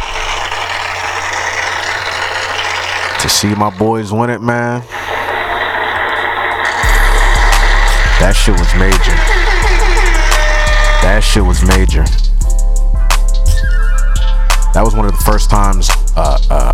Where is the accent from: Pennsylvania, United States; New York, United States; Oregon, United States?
Pennsylvania, United States; Philadelphia; also born or lived in Delaware County, Pennsylvania; I was born in the city of Philadelphia. Albert Einstein Medical motherfucking Center